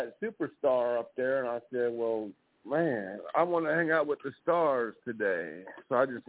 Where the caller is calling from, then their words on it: California, United States; I'm calling from California.